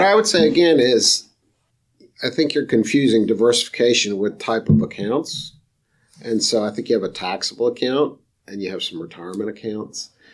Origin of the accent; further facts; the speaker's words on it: Rochester, New York, United States; moved away as an adult; now in Raleigh, United States; I'm from Rochester, New York, where the sun shines about three days a year